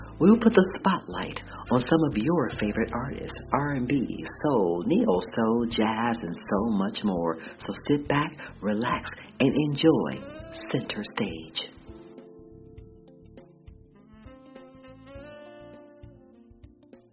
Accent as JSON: {"language": "English", "town": "Cleveland", "region": "Ohio", "country": "United States", "tie": "born or raised there", "said": "from Cleveland, Ohio, my hometown"}